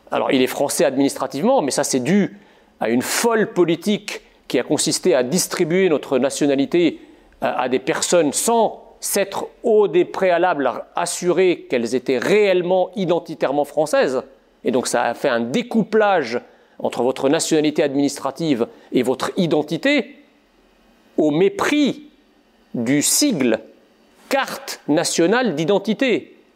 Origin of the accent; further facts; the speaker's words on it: Egypt; born there; quand je suis né dans l'Égypte des, années 70